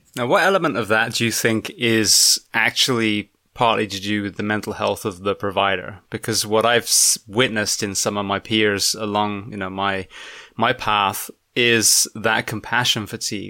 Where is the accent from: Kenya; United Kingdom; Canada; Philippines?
United Kingdom; England; now in United States; back at my home country